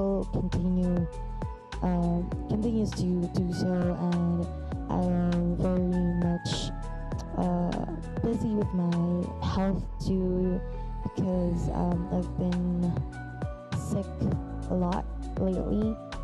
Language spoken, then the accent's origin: English; Philippines; as a Filipina